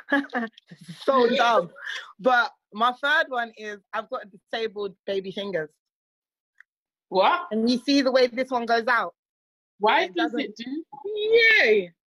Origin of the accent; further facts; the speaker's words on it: Republic of the Congo; first language Kilari; whereas obviously I'm from Congo Brazzaville, so our first mother tongue is what I just said, Kilari.